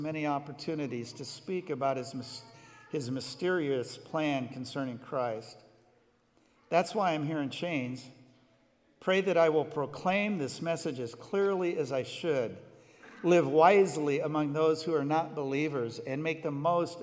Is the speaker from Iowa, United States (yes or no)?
yes; Glenwood, Iowa, United States; I grew up, by the way, I was born in Iowa. I was born in Glenwood, just south of Council Bluffs.